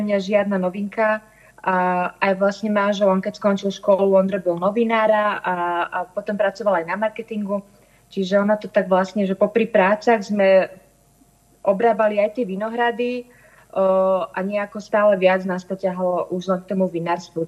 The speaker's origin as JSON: {"language": "Slovak", "town": "Svätý Jur", "region": "Bratislava Region", "country": "Slovakia", "tie": "born or raised there", "said": "My sme teda obidva zo Svetého Jura, to znamená, že obidva sme vyrastali vo vinárskych rodinách"}